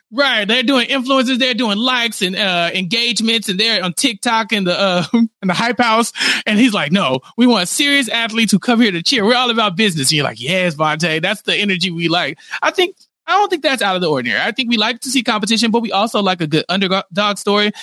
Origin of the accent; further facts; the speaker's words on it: Texas, United States; I'm from Texas